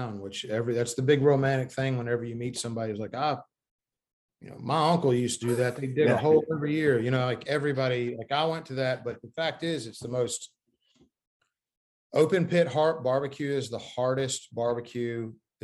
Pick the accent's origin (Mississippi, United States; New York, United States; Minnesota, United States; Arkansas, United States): Mississippi, United States; Corinth; also born or lived in Memphis, Tennessee / Connecticut; both of our families, both sides are from the same town in Mississippi, Corinth, Mississippi.